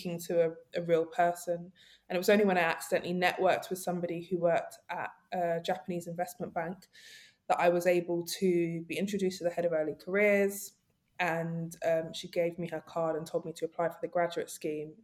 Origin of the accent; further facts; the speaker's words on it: London, United Kingdom; I grew up in Nunhead, Peckham, South London.